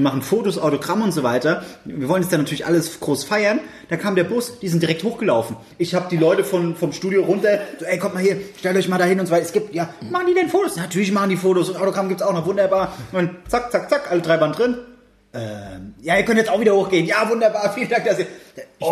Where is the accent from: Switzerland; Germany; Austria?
Germany; als Deutscher